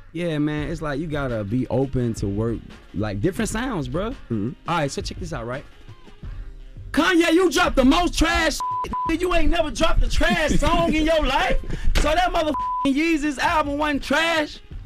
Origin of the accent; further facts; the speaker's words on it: Compton, California, United States; I'm from Bompton. I'm from California, Bompton